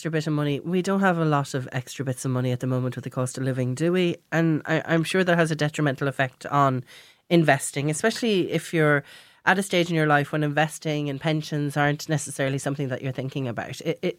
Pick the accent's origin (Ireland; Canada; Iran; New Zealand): Ireland; As Irish people